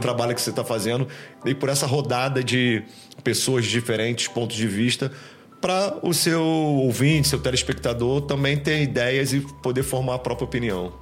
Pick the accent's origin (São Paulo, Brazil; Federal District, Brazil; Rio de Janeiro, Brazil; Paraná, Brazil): Rio de Janeiro, Brazil; Nilópolis; sou do Rio de Janeiro é, na real, sou de Nilópolis, uma cidade do Rio de Janeiro, grande Rio de Janeiro